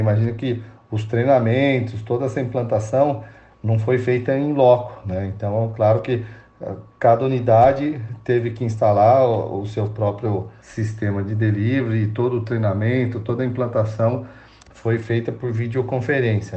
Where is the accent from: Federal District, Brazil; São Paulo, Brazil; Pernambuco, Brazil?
São Paulo, Brazil; São Roque; Eu sou paulistano, mas é, fui em São Paulo só para nascer, né? Porque, na verdade, minha família morava em São Roque